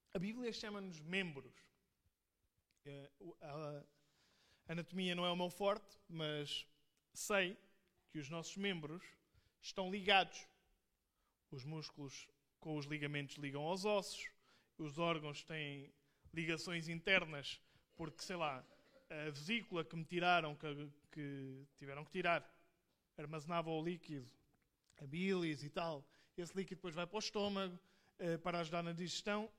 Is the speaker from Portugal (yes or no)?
yes; Portugal; eu sou português